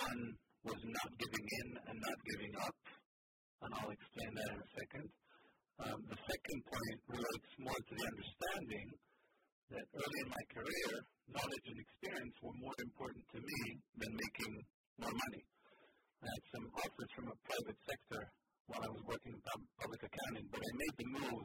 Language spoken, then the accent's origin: English; Israel; first language Hebrew; English is a second language; moved away as an adult; also born or lived in Boston, United States; now in United States; Israel, my home country